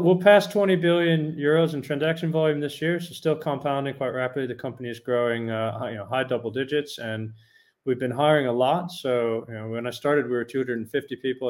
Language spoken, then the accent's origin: English; United States; moved away as an adult; also born or lived in Europe; now in Netherlands; I'm American born, but I've got a British passport and I've lived 20 years in Europe, most of my adult life, actually.